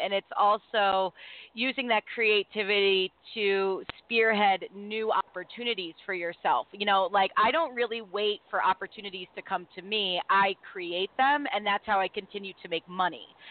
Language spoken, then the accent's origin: English; Baltimore, Maryland, United States; also born or lived in New York City; when I moved back home to Baltimore because you know, when I grew up in Baltimore, I grew up in one circle